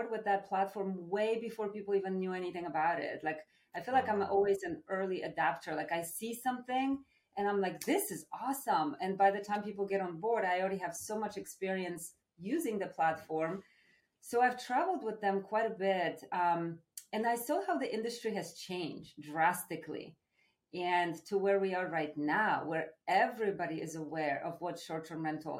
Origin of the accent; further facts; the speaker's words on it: Poland; moved away; I'm from Poland originally.